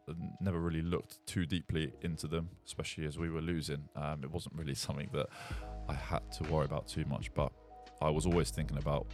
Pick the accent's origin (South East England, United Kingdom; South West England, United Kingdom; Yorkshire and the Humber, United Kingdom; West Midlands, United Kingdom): South East England, United Kingdom; Portsmouth; I went to my hometown barber in Fawcett Road, in Portsmouth